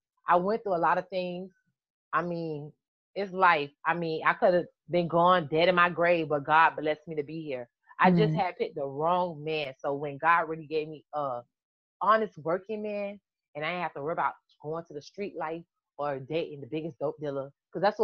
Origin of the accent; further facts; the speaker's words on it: Miami, Florida, United States; also born or lived in Dunkirk, New York; Even though I was raised in Miami, I'm from New York.